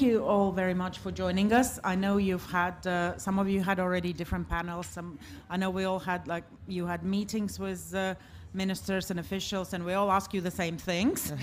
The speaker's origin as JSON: {"language": "English", "town": "Riga", "country": "Latvia", "said": "I'm from Riga, Latvia"}